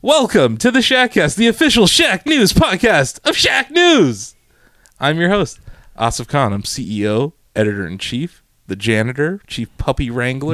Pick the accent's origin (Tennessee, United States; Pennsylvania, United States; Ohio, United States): Ohio, United States; moved away as an adult; now in Texas, United States; I'm from Ohio.